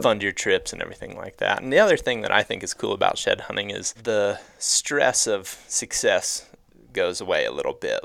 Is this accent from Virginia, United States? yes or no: no; Ohio, United States; I grew up in Ohio